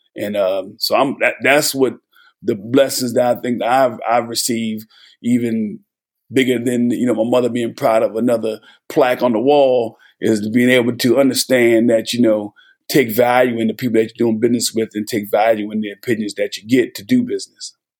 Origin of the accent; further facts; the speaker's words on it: New Jersey, United States; moved away as an adult; also born or lived in Knoxville, Tennessee; I'm born and raised in New Jersey